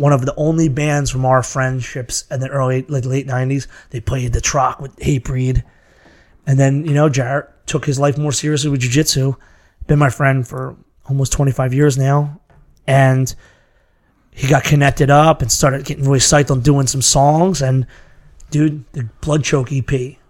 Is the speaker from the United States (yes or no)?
yes; Massachusetts, United States; From Massachusetts.